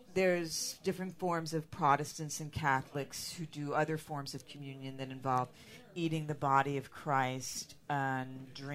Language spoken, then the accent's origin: English; Philadelphia, Pennsylvania, United States; moved away; also born or lived in San Francisco; I'm from Philadelphia, which was founded by William Penn, who was a Quaker.